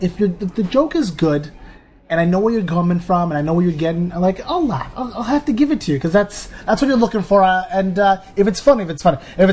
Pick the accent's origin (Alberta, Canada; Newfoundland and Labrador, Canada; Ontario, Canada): Ontario, Canada; Ottawa; moved away as an adult; also born or lived in Saudi Arabia / Eritrea (ancestry); now in Toronto, Canada; Since I moved to Toronto. I'm originally from Ottawa